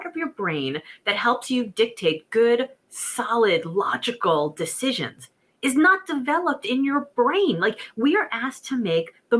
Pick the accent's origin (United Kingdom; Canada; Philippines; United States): United States; Miami, Florida; also born or lived in New York City; I was raised in Miami, Florida